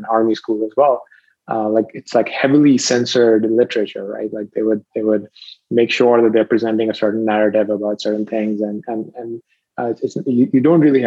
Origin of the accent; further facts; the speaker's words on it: Rawalpindi, Punjab, Pakistan; moved away; I was a teenager. I was living in Pakistan, a pretty sleepy town even within Pakistan. It's called Rawalpindi.